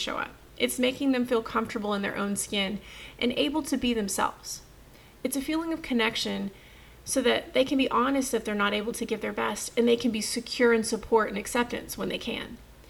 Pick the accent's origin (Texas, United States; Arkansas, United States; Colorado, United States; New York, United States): Texas, United States; I'm from Texas